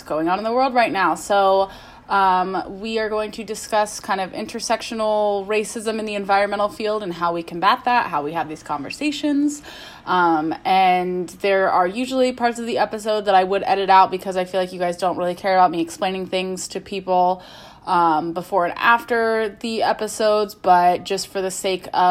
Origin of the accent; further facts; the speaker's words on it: Midwest, United States; I'm from the Midwest